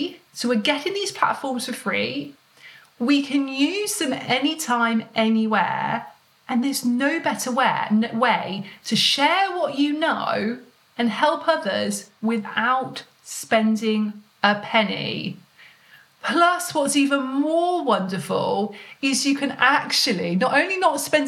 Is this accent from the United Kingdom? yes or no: yes; United Kingdom; being British